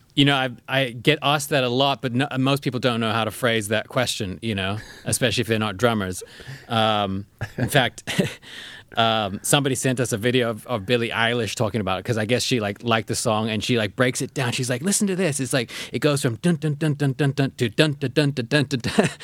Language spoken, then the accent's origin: English; South Africa; now in United States; in South Africa where we grew up.